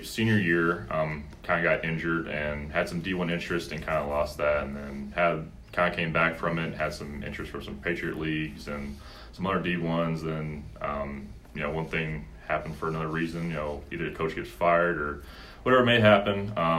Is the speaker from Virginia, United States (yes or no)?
no; Colorado Springs, Colorado, United States; also born or lived in Memphis, United States; Yeah, so I was born in Memphis, Tennessee. Moved to Colorado Springs when I was about 4 or 5 years old.